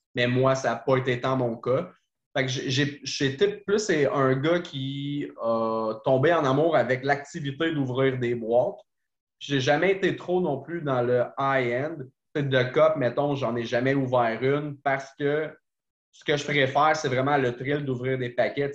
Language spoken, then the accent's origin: French; Trois-Rivières, Quebec, Canada; je suis de Trois-Rivières